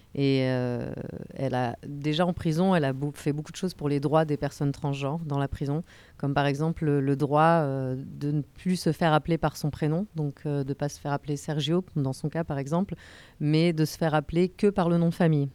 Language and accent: French; France; moved away as an adult; now in Brazil; je suis française mais je vis au Brésil depuis 15 ans